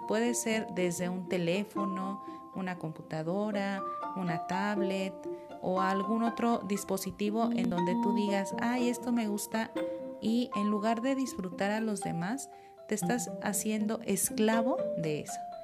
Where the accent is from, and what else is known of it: Mexico